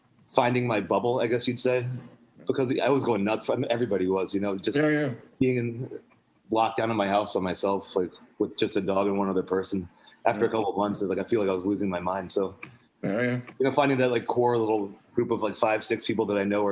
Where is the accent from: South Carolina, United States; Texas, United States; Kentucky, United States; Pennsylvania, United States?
South Carolina, United States; Charleston; my dad was German and I grew up in Charleston